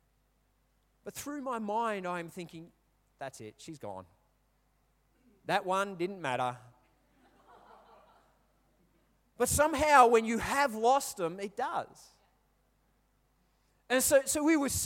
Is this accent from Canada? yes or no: no; England, United Kingdom; I'm English, I speak English, I don't speak Polish